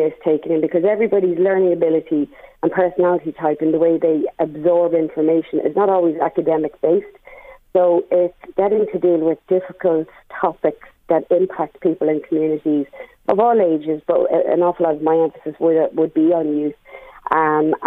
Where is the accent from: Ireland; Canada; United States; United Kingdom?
Ireland; Drogheda, Leinster; I'm from Drogheda